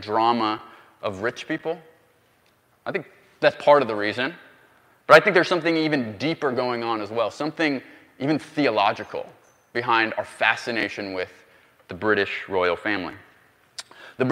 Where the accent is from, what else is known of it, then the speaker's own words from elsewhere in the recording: United States; as an American